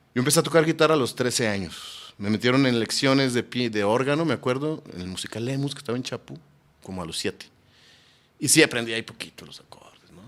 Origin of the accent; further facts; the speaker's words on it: Guadalajara, Jalisco, Mexico; yo nací en Guadalajara.